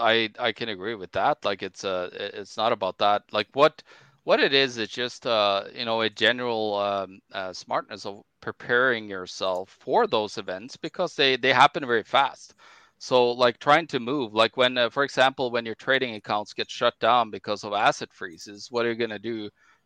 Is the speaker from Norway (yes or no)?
yes; Norway; now in Manitoba, Canada; You know, people here in my home country, Norway, grocery prices jumped 70 to 100%.